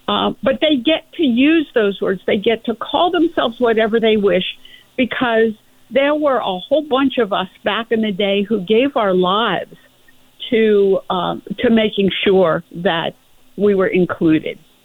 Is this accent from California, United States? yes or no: no; Florida, United States; I grew up in Florida, went to school in Florida